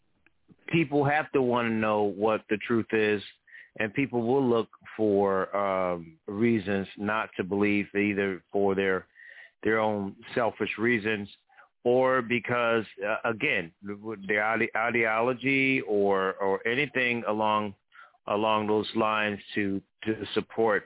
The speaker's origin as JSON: {"language": "English", "town": "New Haven", "region": "Connecticut", "country": "United States", "tie": "born or raised there", "said": "my hometown of New Haven"}